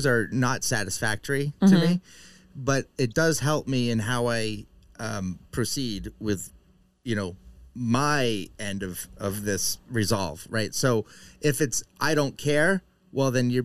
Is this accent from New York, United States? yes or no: no; Concord, New Hampshire, United States; So my hometown of Concord, New Hampshire, it's not a small town, but it's my hometown